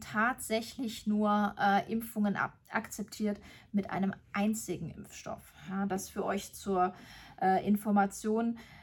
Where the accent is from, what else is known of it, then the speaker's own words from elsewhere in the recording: Germany; bei uns in Deutschland